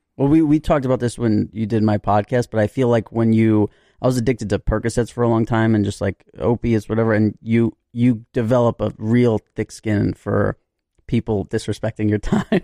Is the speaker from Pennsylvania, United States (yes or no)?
no; New York City, New York, United States; I had friends back in the day growing up in New York